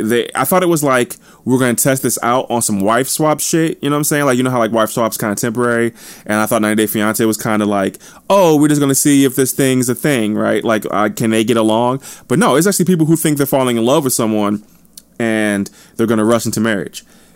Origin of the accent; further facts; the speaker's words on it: New Jersey, United States; also born or lived in St. Louis, Missouri; Obviously, I'm not looking forward to the winter, but I kind of am, because I'm from New Jersey and St. Louis, so I'm accustomed to winters.